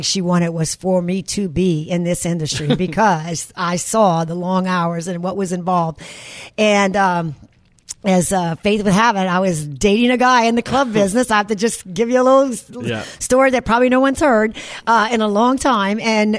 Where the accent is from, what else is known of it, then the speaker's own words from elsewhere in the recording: New Orleans, Louisiana, United States; moved away as an adult; now in Dallas, United States; I was born and raised in New Orleans